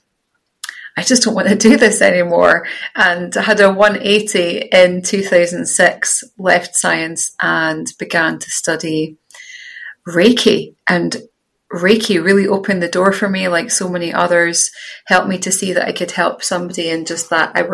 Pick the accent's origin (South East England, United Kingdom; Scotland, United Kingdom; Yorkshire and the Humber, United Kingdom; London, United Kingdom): Scotland, United Kingdom; Scottish countryside; I had the privilege of growing up in the Scottish countryside where I'm now living again.